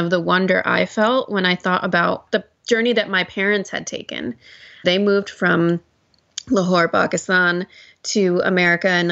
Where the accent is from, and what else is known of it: United States; born or raised there